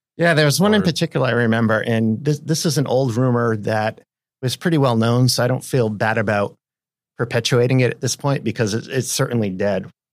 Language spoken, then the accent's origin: English; New England, United States; moved away as an adult; now in Seattle, United States; I am from New England.